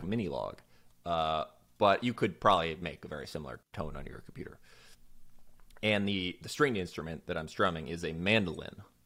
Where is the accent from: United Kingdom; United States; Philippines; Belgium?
United States; Florida; moved away; also born or lived in Chicago; I'm from Florida